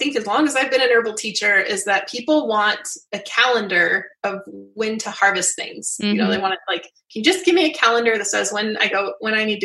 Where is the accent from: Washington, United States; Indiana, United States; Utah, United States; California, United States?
Utah, United States; Southwest; I grew up in Southwest Utah